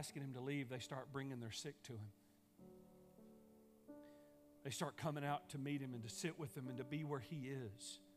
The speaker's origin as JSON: {"language": "English", "region": "East Texas", "country": "United States", "lives_now": "Longview, United States", "said": "I'm from East Texas, and when we moved back to Longview"}